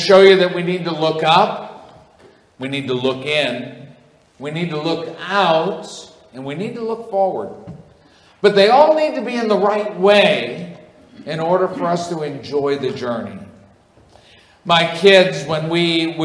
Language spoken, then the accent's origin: English; New England, United States; also born or lived in Kansas / Springfield, Missouri / Virginia; I grew up in New England. It's been my whole life.